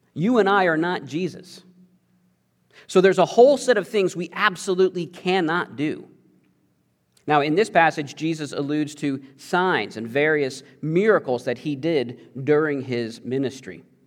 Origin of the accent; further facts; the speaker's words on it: Missouri, United States; I mostly grew up in Missouri